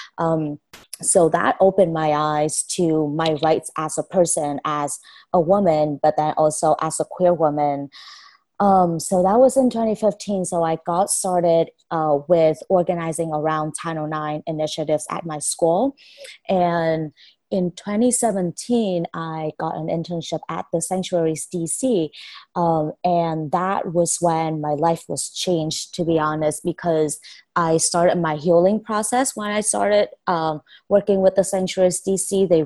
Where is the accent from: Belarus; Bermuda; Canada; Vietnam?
Vietnam; moved away as an adult; now in United States; I was born and raised in Vietnam for 18 years. I only recently came to the States in 2014